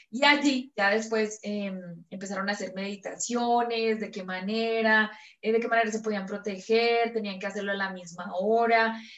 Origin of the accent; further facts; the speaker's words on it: Mexico; vengo de México, es que … estoy contactada por extraterrestres